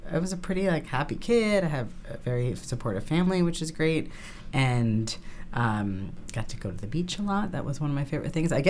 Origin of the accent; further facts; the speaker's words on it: Fort Lauderdale, Florida, United States; moved away as an adult; also born or lived in Atlanta; I grew up in Florida. Okay. N- not many people know that. In wow. Fort Lauderdale, Florida uh, where I spent 18 years of my life